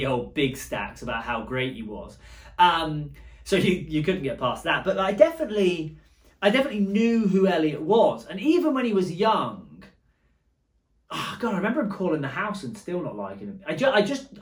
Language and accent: English; Bournemouth, South West England, United Kingdom; moved away as an adult; now in Braintree, United States; I grew up in Bournemouth